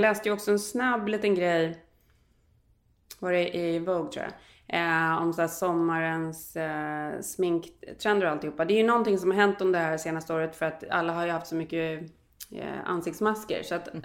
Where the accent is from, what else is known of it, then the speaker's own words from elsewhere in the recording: Sweden; moved away as an adult; also born or lived in United States; sen tog jag ju svenskt körkort när jag flyttade hem efter det